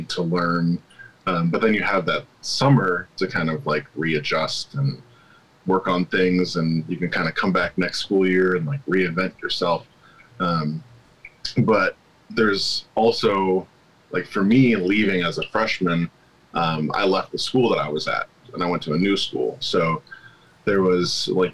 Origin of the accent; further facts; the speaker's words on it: Santa Rosa, California, United States; Sonoma County. I grew up in Santa Rosa